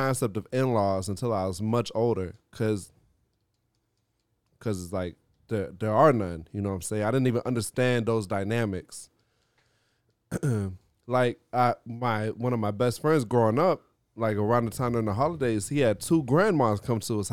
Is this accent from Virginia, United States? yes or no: yes; Norfolk, Virginia, United States; moved away as an adult; now in Miami, United States; I grew up in Virginia, so it would be just like a matter of like my mom driving like the 3-hour drive across the state from the coast